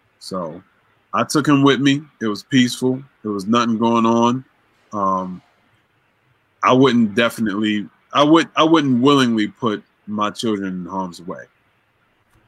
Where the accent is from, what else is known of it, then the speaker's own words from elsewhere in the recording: Baltimore, Maryland, United States; growing up in Baltimore and the things that I saw